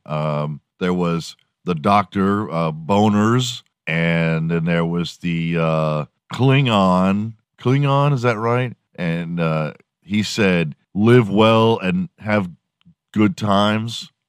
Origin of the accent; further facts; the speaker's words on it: Houston, Texas, United States; I'm from Houston. I grew up watching the Rockets